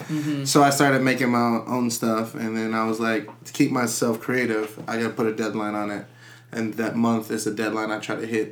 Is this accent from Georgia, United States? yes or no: yes; Marietta, Georgia, United States; I'm a designer from Marietta, Georgia.